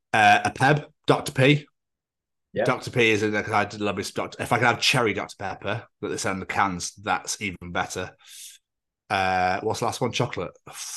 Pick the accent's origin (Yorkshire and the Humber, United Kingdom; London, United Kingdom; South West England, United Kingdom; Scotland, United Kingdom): Scotland, United Kingdom; I come from Scotland